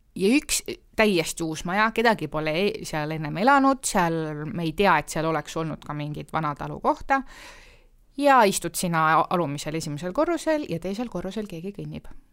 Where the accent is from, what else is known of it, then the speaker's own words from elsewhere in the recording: Nõmme, Harju County, Estonia; Nõmmele tegelikult need, noh, mu kodukandis